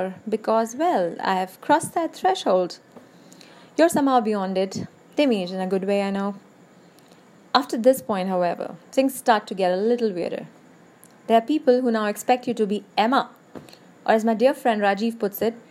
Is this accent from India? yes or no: yes; India; I'm an Indian